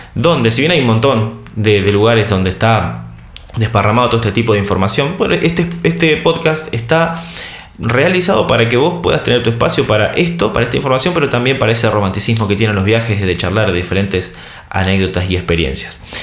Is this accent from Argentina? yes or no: yes; Argentina; Soy argentino, tengo 34 años.